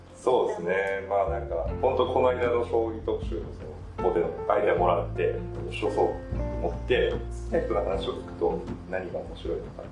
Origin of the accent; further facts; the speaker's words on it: Kyushu, Japan; 出身は九州です。